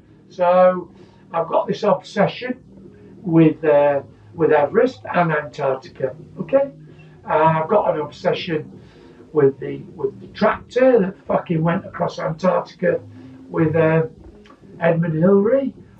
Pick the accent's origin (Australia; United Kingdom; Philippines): United Kingdom; Oh, number one, I'm a British guy making British clothes